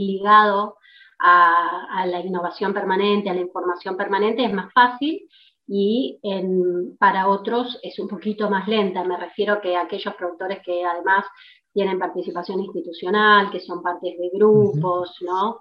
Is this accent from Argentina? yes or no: yes; Argentina; como típicamente argentino